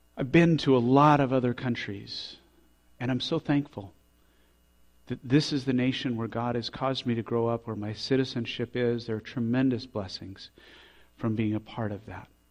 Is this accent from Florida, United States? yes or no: no; Colorado Springs, Colorado, United States; we grew up in Colorado Springs, and all our life we've said that Colorado Springs is the most beautiful place